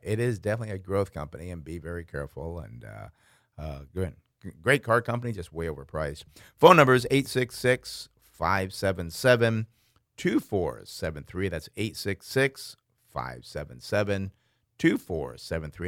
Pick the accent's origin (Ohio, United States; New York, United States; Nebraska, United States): New York, United States; Schenectady; I grew up in Schenectady, New York